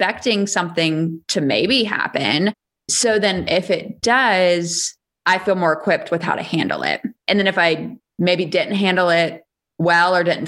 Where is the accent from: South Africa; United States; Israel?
United States; Charleston, South Carolina; moved away; I grew up in Charleston, South Carolina.